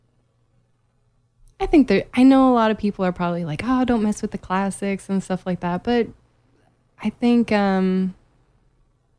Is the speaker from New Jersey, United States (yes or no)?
no; North Canton, Ohio, United States; moved away as an adult; now in Florida, United States; I was born and raised in North Canton, Ohio.